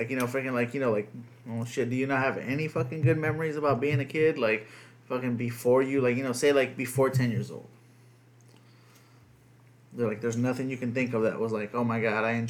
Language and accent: English; United States; first language Spanish; English is a second language; half white boy, you know, born in America